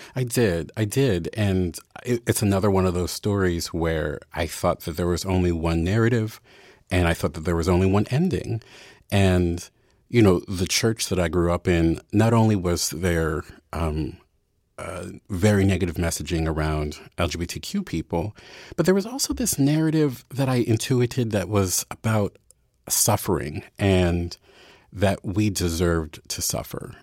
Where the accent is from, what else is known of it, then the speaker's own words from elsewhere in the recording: Baltimore, Maryland, United States; moved away as an adult; I was from Baltimore